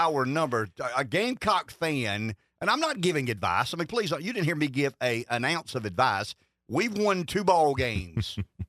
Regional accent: the South, United States; I'm a Southerner

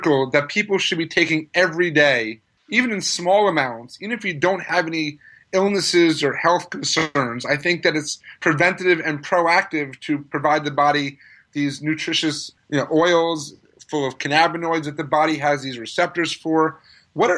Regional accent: New York, United States; I'm being a New Yorker myself

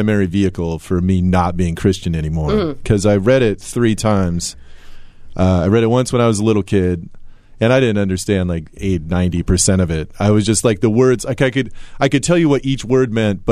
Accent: Tillamook, Oregon, United States; I grew up in Tillamook.

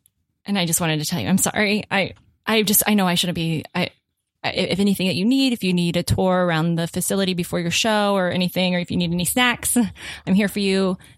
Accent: Florida, United States; Dade County.

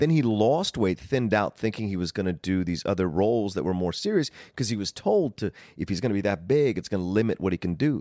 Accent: Southern Virginia, United States; moved away as an adult; also born or lived in Woodbridge, Virginia; now in Los Angeles, United States; Growing up in Virginia, Southern Virginia, people were very courteous

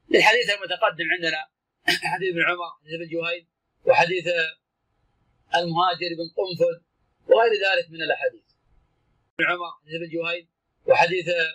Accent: Najd, Saudi Arabia; كان عندنا في نجد

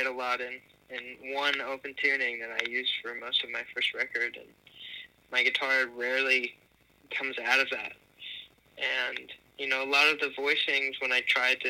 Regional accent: Los Angeles, California, United States; moved away as an adult; also born or lived in New Jersey / Boston / Rhode Island; now in Brooklyn, United States; I grew up in Los Angeles. Was not born there, but I was there from a very early age, so that's my home

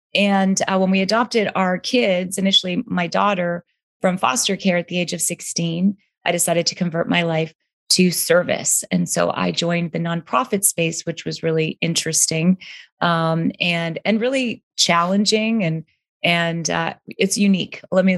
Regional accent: Canada; moved away as an adult; now in California, United States; I'm Canadian. … I came to America

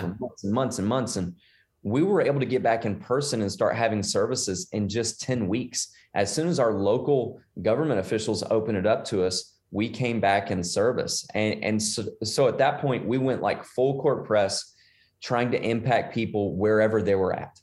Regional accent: Shreveport, Louisiana, United States; moved away as an adult; now in The Woodlands, United States; I'm originally from Shreveport, Bossier City, Louisiana. Um, and I grew up there.

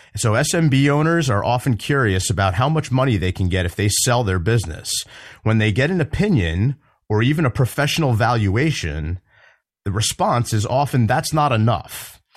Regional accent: New Jersey, United States; my home state of New Jersey

